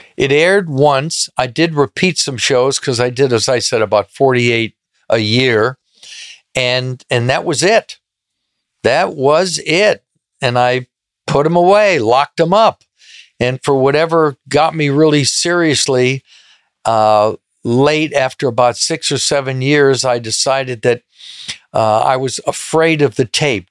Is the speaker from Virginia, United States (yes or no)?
no; Beverly Hills, California, United States; Born in, in Beverly Hills